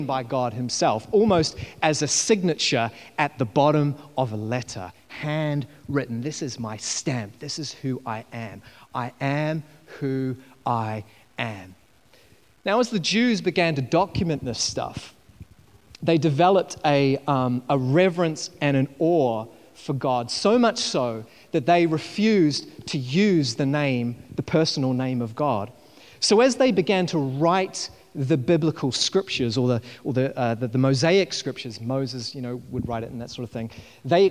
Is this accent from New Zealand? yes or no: yes; New Zealand; I was growing up in New Zealand, and I was about 17 years old